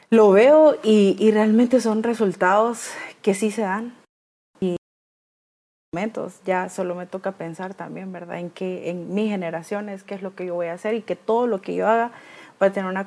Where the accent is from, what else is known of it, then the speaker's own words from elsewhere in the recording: Tegucigalpa, Francisco Morazán, Honduras; moved away; yo viví con ella mucho tiempo porque nosotros somos de Tegucigalpa, pero nos tocó mudarnos.